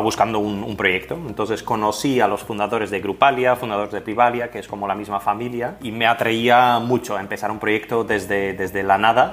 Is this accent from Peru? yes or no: no; Flanders, Belgium; first language Dutch (Flemish); Spanish is a second language; moved away as an adult; now in Barcelona, Spain; Yo vengo de Bélgica, pero del, del, lado norte, o sea que mi idioma materno es el holandés o el flamenco